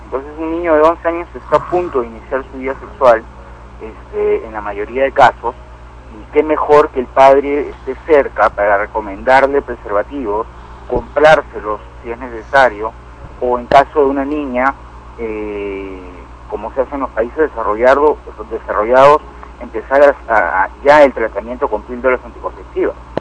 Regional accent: Peru; Imagínate un país como el Perú, en el que todavía estamos tan subdesarrollados

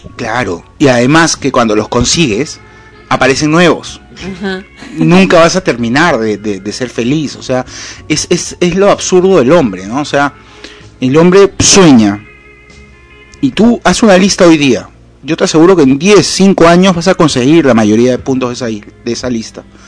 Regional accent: Lima, Peru; Cuando era chico y vivía en Lima

